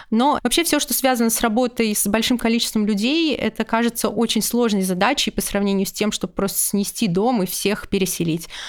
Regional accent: Ufa, Bashkortostan, Russia; в моем родном городе Уфа

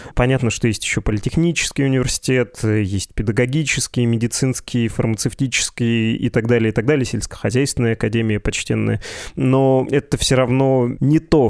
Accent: Perm, Perm Krai, Russia; говорю как э, практически пермяк

